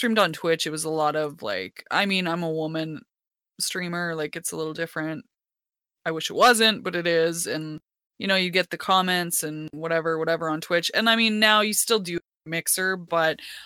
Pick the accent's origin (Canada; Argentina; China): Canada; the Canadian, the token Canadian here